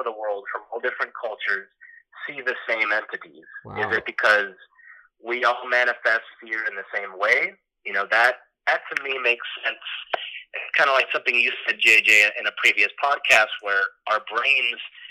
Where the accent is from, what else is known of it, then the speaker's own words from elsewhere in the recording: Miami, Florida, United States; moved away as an adult; now in Los Angeles, United States; I'm from Miami, Florida. But now I currently live in Los Angeles